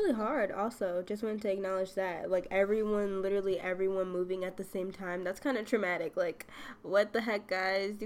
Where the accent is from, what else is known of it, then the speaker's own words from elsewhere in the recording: western suburbs of Chicago, Illinois, United States; moved away as an adult; western suburbs is where I grew up